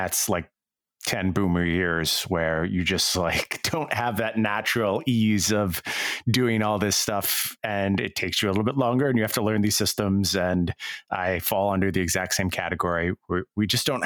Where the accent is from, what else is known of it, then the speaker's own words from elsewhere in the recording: Long Island, upstate New York, United States; I moved from Long Island to upstate New York